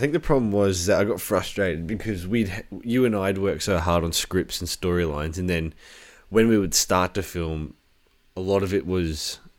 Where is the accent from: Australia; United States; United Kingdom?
Australia; We are Australian.